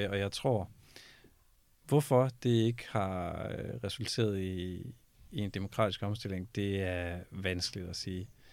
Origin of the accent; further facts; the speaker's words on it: Denmark; vi er et lille land